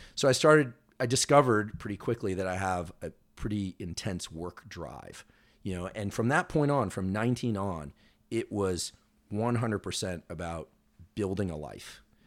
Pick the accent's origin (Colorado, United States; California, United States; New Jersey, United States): California, United States; Bay Area; also born or lived in Los Angeles; growing up in the Bay Area